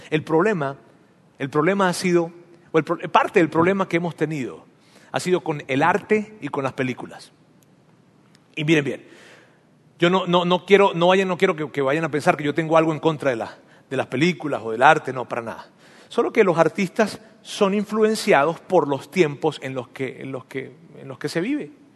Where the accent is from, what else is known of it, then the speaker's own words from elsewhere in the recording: Venezuela; now in Monterrey, Mexico; en mi país, en Venezuela